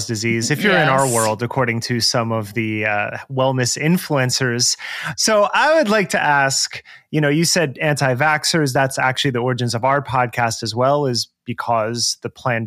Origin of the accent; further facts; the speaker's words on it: New Jersey, United States; I am from Jersey.